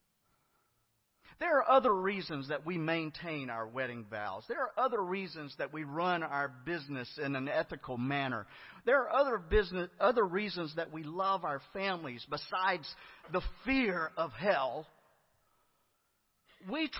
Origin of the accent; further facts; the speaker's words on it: Griffin, Georgia, United States; I was a youth growing up in First Baptist Church of Griffin, Georgia